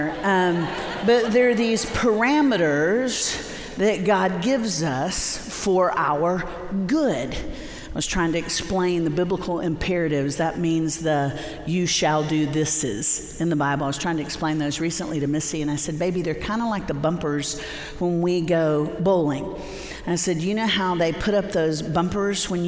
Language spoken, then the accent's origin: English; Central Florida, United States; we grew up in Central Florida